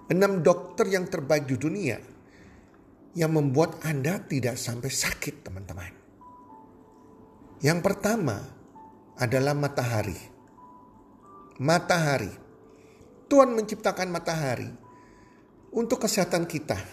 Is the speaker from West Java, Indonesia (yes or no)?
no; Surabaya, East Java, Indonesia; Nah matahari kalau di Surabaya daerah saya di Indonesia bagian barat